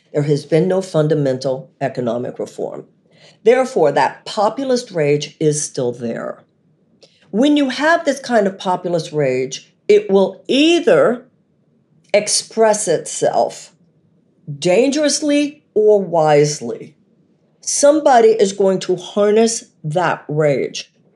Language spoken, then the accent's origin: English; United States; living as an American woman